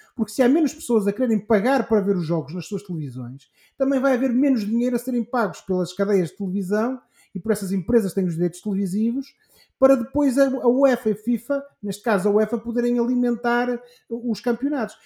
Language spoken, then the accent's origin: Portuguese; Portugal; nós, enquanto portugueses